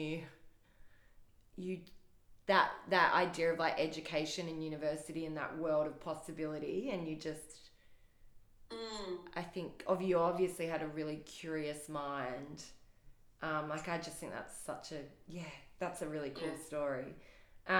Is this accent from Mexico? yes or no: no; Adelaide, South Australia, Australia; I grew up in Adelaide